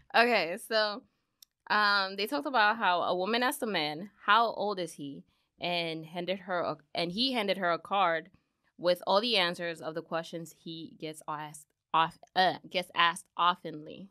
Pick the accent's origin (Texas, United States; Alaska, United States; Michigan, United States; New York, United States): New York, United States; New York City; my parents are Dominican. I'm from the Bronx